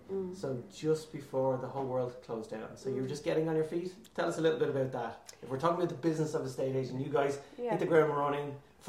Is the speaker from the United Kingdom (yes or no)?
no; Celbridge, Leinster, Ireland; moved away as an adult; now in Wicklow, Ireland; I was born and raised in Kildare.